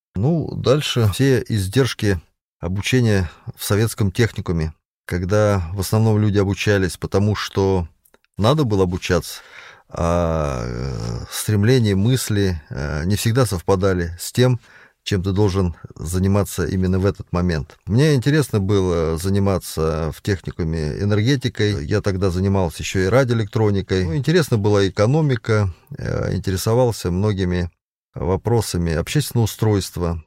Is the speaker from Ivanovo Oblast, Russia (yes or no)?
no; Konakovo, Tver Oblast, Russia; also born or lived in Balakovo, Saratov Oblast; Родился я в Балаково Саратовской области с восьмого августа тысяча девятьсот восьмидесятого года, житель города Конакова.